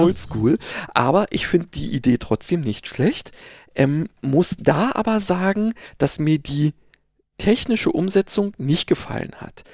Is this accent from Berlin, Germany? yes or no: yes; Berlin, Germany; Wessi sozusagen, also Westberliner